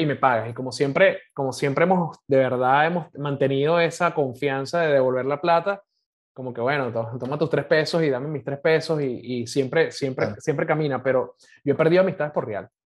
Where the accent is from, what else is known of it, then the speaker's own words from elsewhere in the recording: Caracas, Capital District, Venezuela; Yo crecí en el oeste de Caracas, yo soy de Montalbán